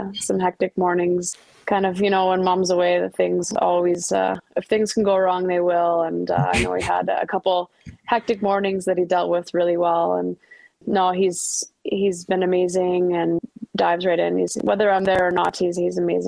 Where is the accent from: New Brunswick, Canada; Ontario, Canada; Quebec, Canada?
Ontario, Canada; Ottawa; Ottawa's my hometown